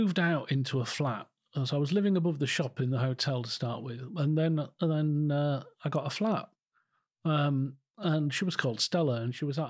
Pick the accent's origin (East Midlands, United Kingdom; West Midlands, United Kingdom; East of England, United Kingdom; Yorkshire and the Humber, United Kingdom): Yorkshire and the Humber, United Kingdom; Calder Valley; also born or lived in Harrogate; growing up in Calder Valley